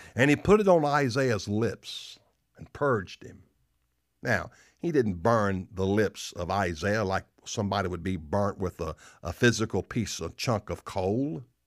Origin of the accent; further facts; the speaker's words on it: the South, United States; I'm from the South. People make fun of my English